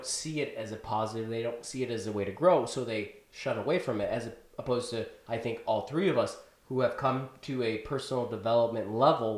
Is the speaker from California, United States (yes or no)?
no; Chicago, Illinois, United States; I grew up in Chicago, and not too far away from where I grew up, there was a city called Bolingbrook